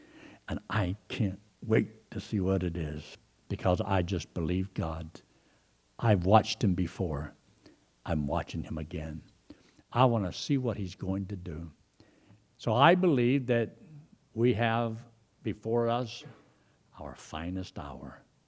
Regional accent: Georgia, United States; Well, I didn't come from a ranch. I came from Georgia. And I came down here and got into this situation.

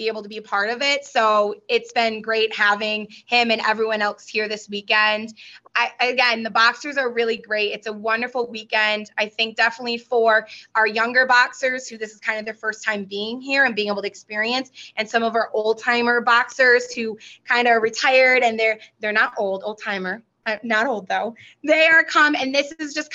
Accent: Canastota, New York, United States; I grew up in Canastota

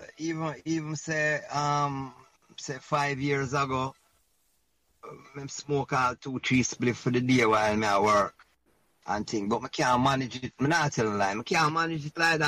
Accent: Jamaica; When we as Jamaican

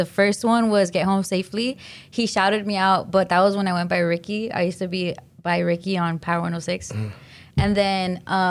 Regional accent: Glendale, California, United States; And I'm from Glendale.

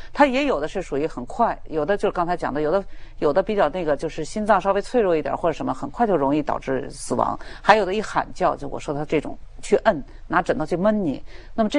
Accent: China; 对，因为我们中国人，我们的观念，这个东西是很重要的。

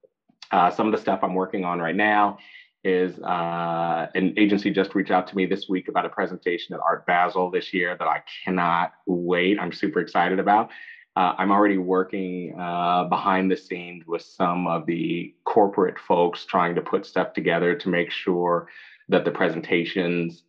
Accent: San Francisco, California, United States; I'm a fourth generation San Franciscan.

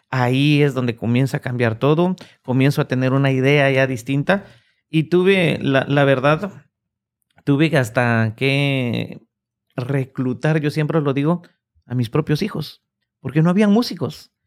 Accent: Guatemala; now in Oklahoma, United States; en mi país, en Guatemala

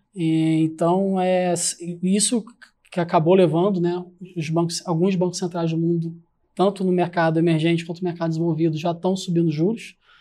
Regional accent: Rio de Janeiro, Brazil; eu sou carioca

